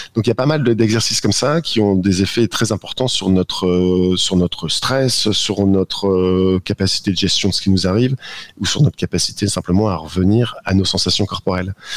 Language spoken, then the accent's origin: French; the Nord, Hauts-de-France, France; je suis du Nord